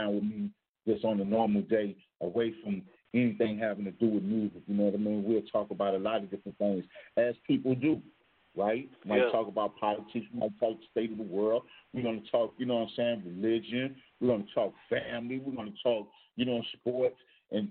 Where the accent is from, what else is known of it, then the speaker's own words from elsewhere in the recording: New Orleans, Louisiana, United States; I'm originally from New Orleans